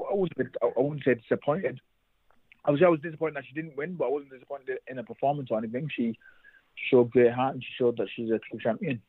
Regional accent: North East England, United Kingdom; us both obviously being from up north

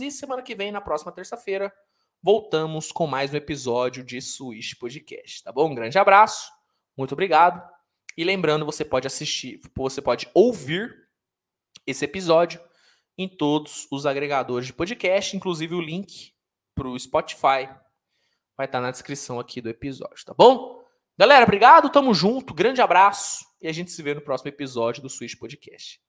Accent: Minas Gerais, Brazil; also born or lived in São Paulo; É que eu nasci em São Paulo, mas eu vim pra, pra Minas muito cedo

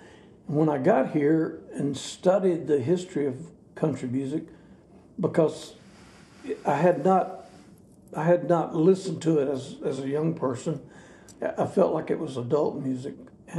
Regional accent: Athens, Alabama, United States; moved away as an adult; now in Nashville, United States; Athens, my hometown

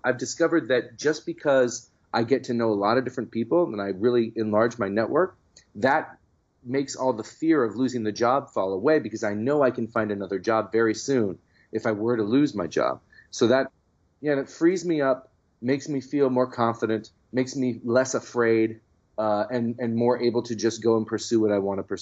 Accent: San Francisco, California, United States; the San Francisco Chronicle for the first time, which is my hometown newspaper

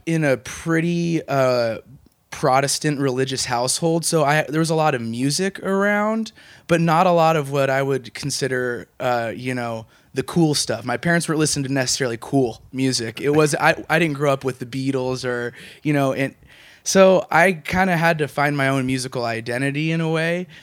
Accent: Walla Walla, Washington, United States; moved away as an adult; now in Portland, United States; I'm originally from Walla Walla, Washington

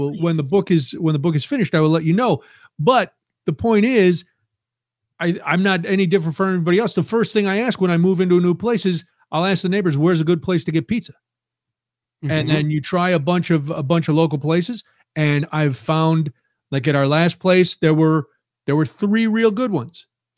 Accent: New York City, New York, United States; One I live too far from to get. It's out near where I grew up in New York City.

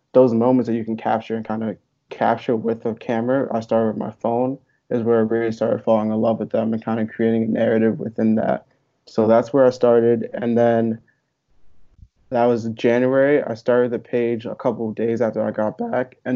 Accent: Hopewell Junction, New York, United States; also born or lived in Long Island, New York / Buffalo, New York; I'm originally from a small town called Hopewell Junction. It's in Dutchess County, New York

